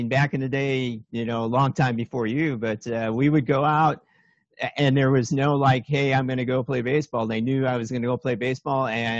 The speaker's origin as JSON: {"language": "English", "town": "Chicago", "region": "Illinois", "country": "United States", "tie": "born or raised there", "also_born_or_lived": "Minnesota / Aspen, Colorado", "moved": "yes", "said": "Oh, I grew up in Chicago, got out of there as soon as I saw anything else, moved to Minnesota, went to school in Minnesota."}